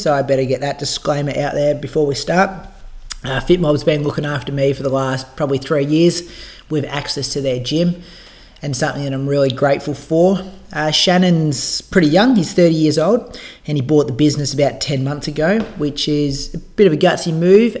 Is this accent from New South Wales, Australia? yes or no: no; Bendigo, Victoria, Australia; I'm from Bendigo